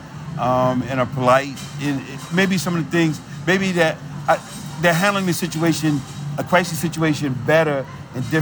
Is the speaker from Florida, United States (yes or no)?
no; New York City, New York, United States; moved away; it's in me still from growing up in New York City